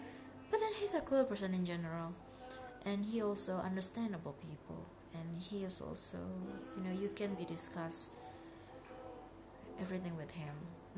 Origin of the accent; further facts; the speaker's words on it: Jakarta, Indonesia; English is a second language; now in Bali, Indonesia; I mean, here in Bali, my friend lives in another city, you know, because I came from Jakarta.